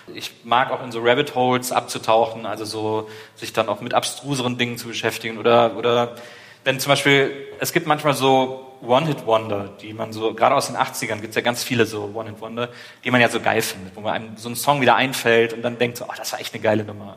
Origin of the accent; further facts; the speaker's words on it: Wesseling, North Rhine-Westphalia, Germany; ich bin ja da im Kölner Raum aufgewachsen